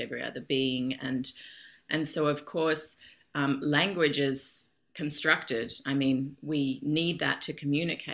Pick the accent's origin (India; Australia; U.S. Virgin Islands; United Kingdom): Australia; moved away as an adult; now in Europe; I'm Australian.